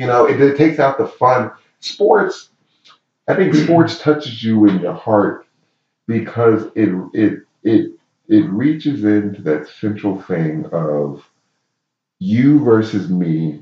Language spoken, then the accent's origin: English; Baltimore, Maryland, United States; So when I was in San Diego, they obviously knew I'm from Baltimore.